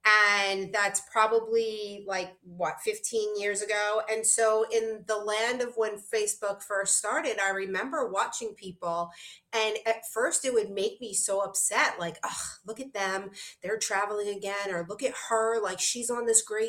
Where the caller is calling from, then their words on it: Aruba; And here I'm calling in from Aruba, you know, so it's possible for anyone to shift their life.